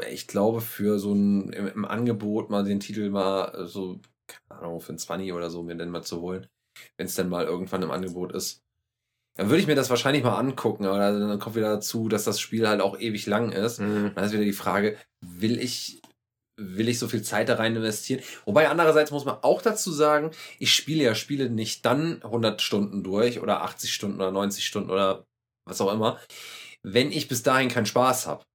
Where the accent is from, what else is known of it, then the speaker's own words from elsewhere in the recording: Germany; wir kommen ja so aus der Burgenregion hier mhm. und äh, in Deutschland äh, am Rhein.